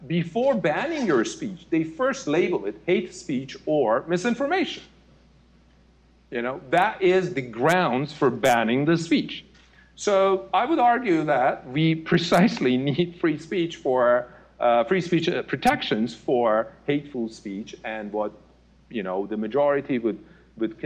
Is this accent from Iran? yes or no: yes; Iran; moved away as an adult; I was born and raised in Iran.